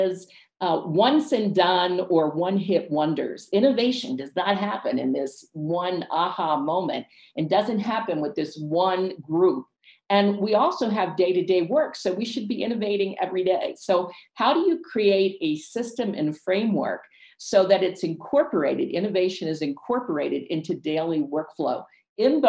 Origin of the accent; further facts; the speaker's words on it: Ecuador; moved away; also born or lived in United States / Cape May, New Jersey; I'm from Ecuador